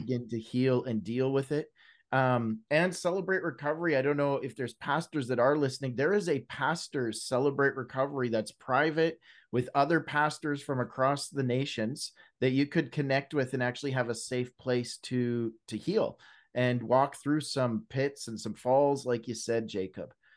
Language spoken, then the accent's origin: English; British Columbia, Canada; now in Alberta, Canada; Born and raised in Canada, West Coast boy, I was raised out in British Columbia. Now I live in Alberta